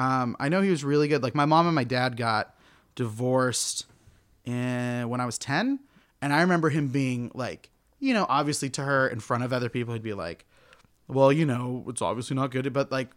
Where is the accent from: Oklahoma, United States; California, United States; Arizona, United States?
Oklahoma, United States; Tulsa; I'm from Oklahoma.